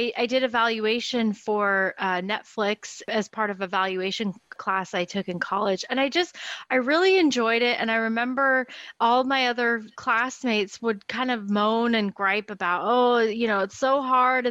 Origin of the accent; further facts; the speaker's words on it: Portland, Oregon, United States; I was born in Portland, Oregon, and I still live here